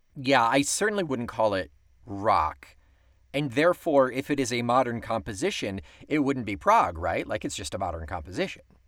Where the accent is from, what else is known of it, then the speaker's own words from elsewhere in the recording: Weedsport, New York, United States; My hometown of Weedsport, New York